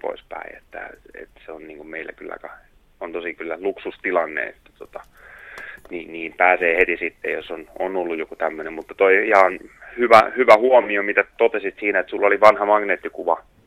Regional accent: Tuuri, South Ostrobothnia, Finland; moved away; mä oon täällä Tuurissa Etelä-Pohjanmaalla, täällä kotipuolessa käymässä

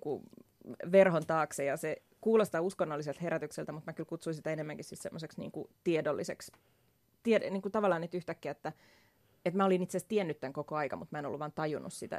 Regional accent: Vantaa, Uusimaa, Finland; mä oon syntynyt Vantaalla

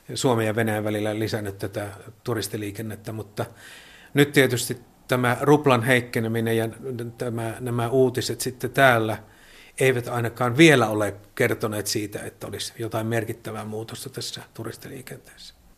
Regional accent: Joensuu, North Karelia, Finland; moved away as an adult; now in Vilnius, Lithuania; Itse olen Joensuusta kotoisin

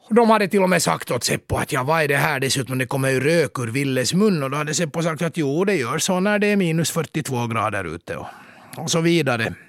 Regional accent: Mariehamn, Åland Islands; also born or lived in Turku, Finland; now in Helsinki, Finland; Jag föddes i Mariehamn av mina åländska föräldrar för 51 år sedan och sen skrev jag studenten i Katedralskolan i Åbo 1982

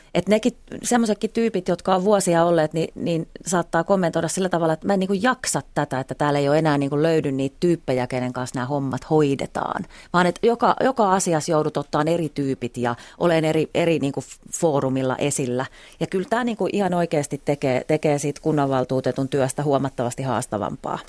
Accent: Eastern Finland, Finland; meillä Itä-Suomessa

